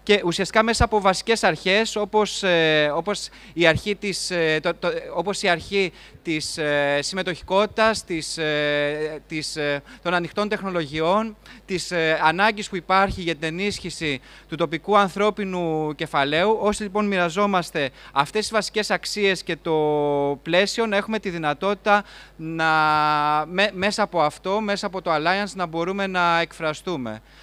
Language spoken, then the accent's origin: Greek; Greece; ως Έλληνες